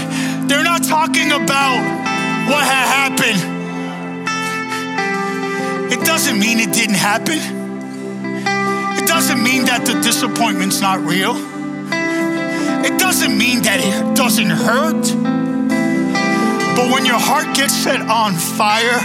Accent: New York City, New York, United States; I was born and raised in Brooklyn, Queens

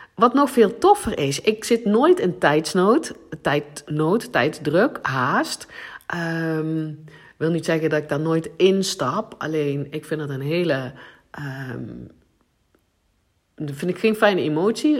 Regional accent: South Limburg, Netherlands; accent: Limburgish; first language Limburgish; Dutch is a second language; Nederlands is ook niet, is niet mijn eerste taal. Ik, eh, ik ben in Zuid-Limburg geboren en wij spraken daar dialect, het Limburgs.

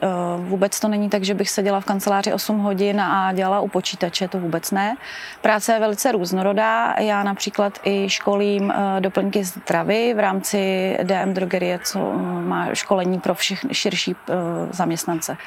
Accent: České Budějovice, South Bohemian Region, Czechia; vyrůstala jsem, v, opravdu je to kousek tady v Kubatově ulici, kde přímo máme i základní školu

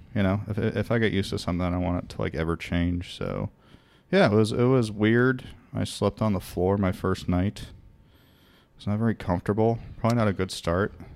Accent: Rhode Island, United States; In Rhode Island, everyone makes fun of us. We're the smallest state.

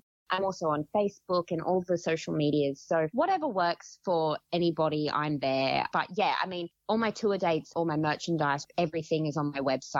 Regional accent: Gold Coast, Queensland, Australia; I'm from the Gold Coast, but I drove up to Gympie for this filming.

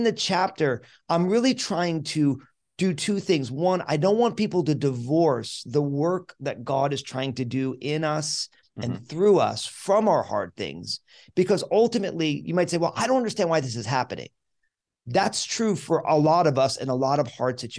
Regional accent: New Jersey, United States; I'm born and raised in New Jersey

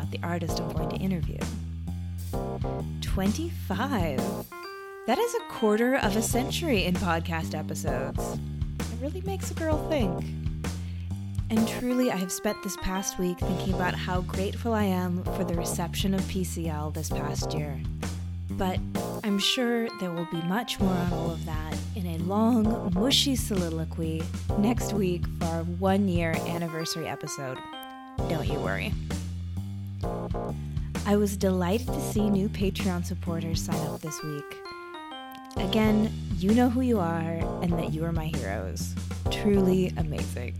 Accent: Washington, United States; I grew up in Washington State

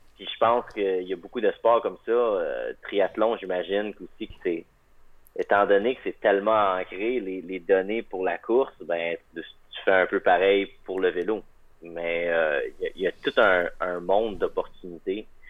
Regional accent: Magdalen Islands, Quebec, Canada; also born or lived in Montreal; now in Hamilton, Canada; Je viens des îles de la Madeleine

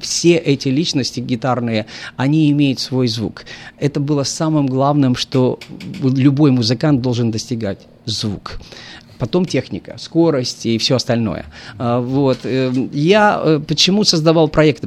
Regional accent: Moldova; moved away; Это мои, как бы, братья земляки, во-первых. Я сам из Молдавии

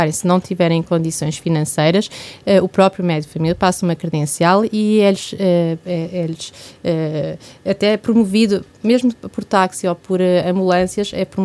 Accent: Guarda, Centro, Portugal; born there; eu nasci, por exemplo. E, ela e eu nascemos todas, se calhar, acho que somos, nascemos

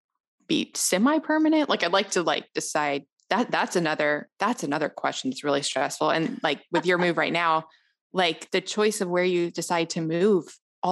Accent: Memphis, Tennessee, United States; also born or lived in Los Angeles; now in Atlanta, United States; I was born in Atlanta and then I grew up in Memphis, which is a very unique town.

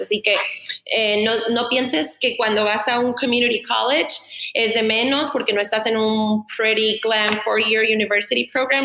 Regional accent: Tijuana, Baja California, Mexico; moved away; also born or lived in San Diego, California, United States; soy de Tijuana, crecí típico, ¿no? Creces entre Tijuana y San Diego toda mi vida

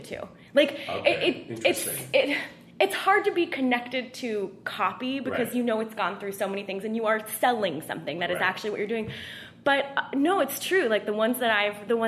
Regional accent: Northern California, United States; I'm from Northern California.

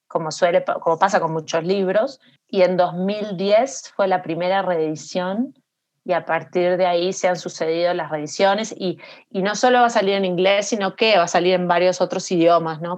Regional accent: Montevideo, Uruguay; moved away; also born or lived in New York; yo nací en Montevideo

